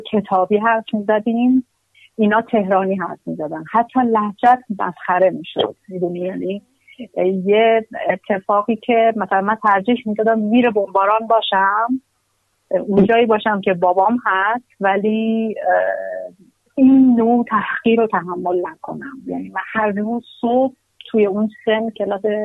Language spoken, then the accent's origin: Persian; Kermanshah, Kermanshah Province, Iran; also born or lived in Qom / Tehran; ما دو بار از کرمانشاه آمدیم بیرون